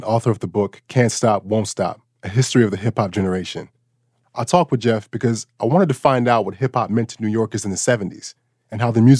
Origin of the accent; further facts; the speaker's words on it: Bangkok, Thailand; English is a second language; I grew up in Bangkok, Thailand, but my roots are in Atlanta, Georgia.